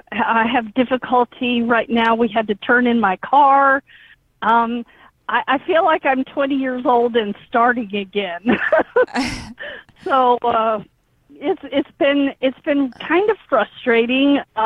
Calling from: Texas, United States; And I'm calling from Texas.

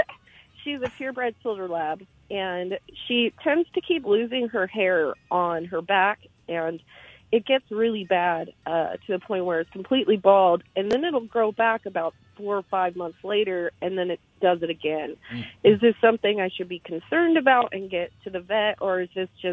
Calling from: Sandy, Utah, United States; I'm in Sandy.

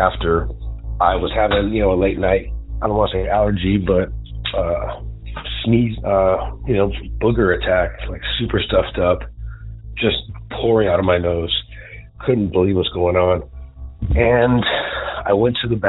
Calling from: Southern California, United States; I'm calling from Southern California

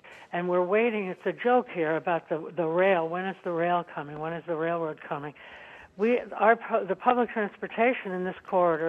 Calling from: South Dartmouth, Massachusetts, United States; I'm calling from South Dartmouth, where I'm next door to New Bedford, which is so underappreciated.

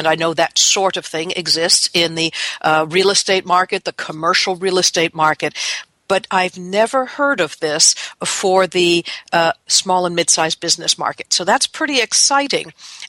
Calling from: Seattle, Washington, United States; I'm calling you from Seattle, Washington, where it's cool and cloudy

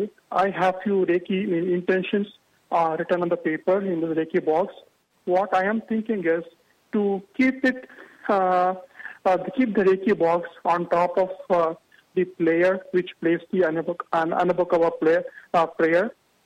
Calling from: New Albany, Ohio, United States; I'm calling from New Albany, Ohio.

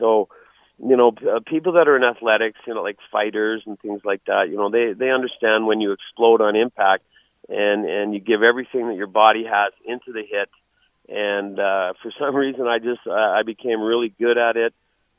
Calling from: Calgary, Alberta, Canada; You're calling me, and I'm talking from Calgary, Alberta, Canada.

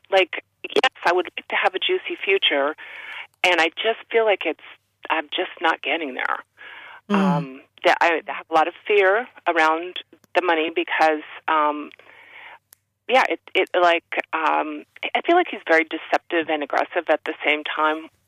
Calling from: Massachusetts, United States

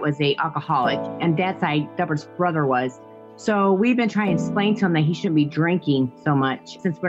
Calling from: Illinois, United States; I'm calling from Illinois.

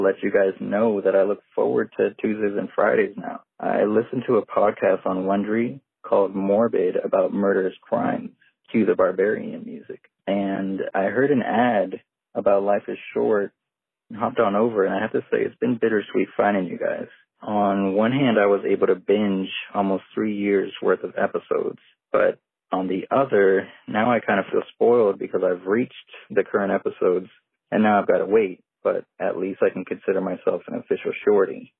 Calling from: Naples, Florida, United States; I'm calling from Naples, Florida.

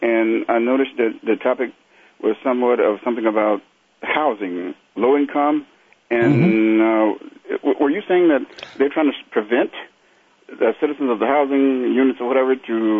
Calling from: Portland, Oregon, United States; I'm calling from Portland, Oregon

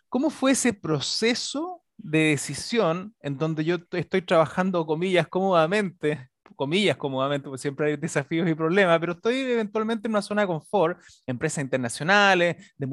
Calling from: Viña del Mar, Valparaíso, Chile; soy e fundador de Design Thinking Chile desde la ciudad de Viña del Mar.

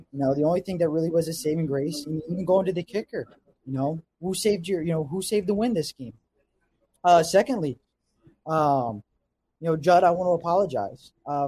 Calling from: southern New Jersey, United States; Calling from the East Coast in southern New Jersey.

